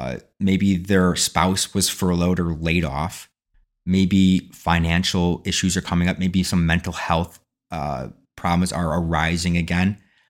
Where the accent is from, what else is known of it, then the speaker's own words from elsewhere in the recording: Ireland; Well, I'm Irish.